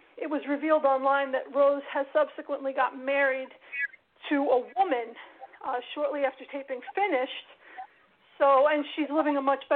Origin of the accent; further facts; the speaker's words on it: United States; we as American women